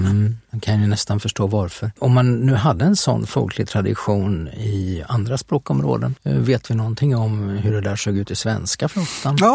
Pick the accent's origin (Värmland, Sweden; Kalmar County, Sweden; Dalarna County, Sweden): Kalmar County, Sweden; Västervik; jag minns ju också det där som jag är uppvuxen i Västervik där det fanns något som hette Visfestivalen